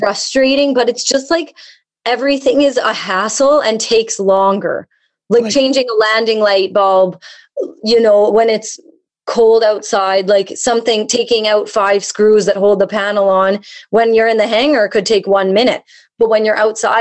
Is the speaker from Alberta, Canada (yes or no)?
yes; Calgary, Alberta, Canada; moved away as an adult; also born or lived in Fort Smith; now in Yellowknife, Canada; I moved back home to Calgary